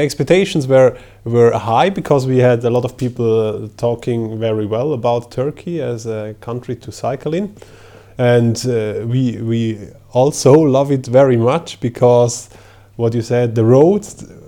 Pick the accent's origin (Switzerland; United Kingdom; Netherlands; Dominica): Switzerland; I am from Switzerland